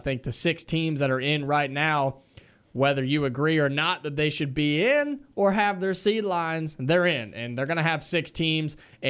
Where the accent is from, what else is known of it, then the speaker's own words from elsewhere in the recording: Dayton, Ohio, United States; I'm from the Dayton area, man.